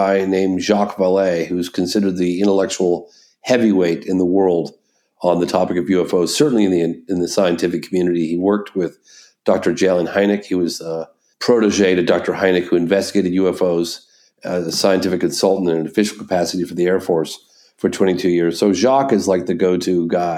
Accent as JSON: {"language": "English", "region": "England", "country": "United Kingdom", "also_born_or_lived": "California", "moved": "yes", "lives_now": "Vermont, United States", "said": "We're both from England originally"}